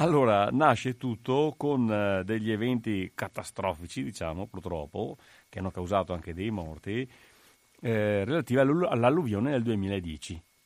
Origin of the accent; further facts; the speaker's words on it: Paese, Veneto, Italy; io sono di Paese. Paese è un comune da 23.000 abitanti in provincia di Treviso